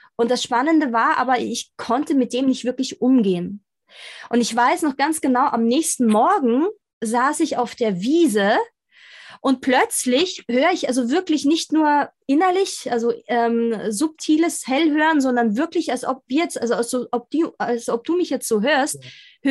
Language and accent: German; Austria; ich bin in Österreich groß geworden